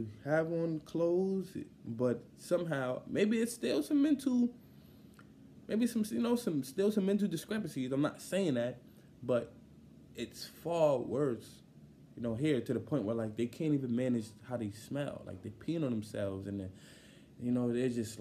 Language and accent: English; New York, United States; I'm from New York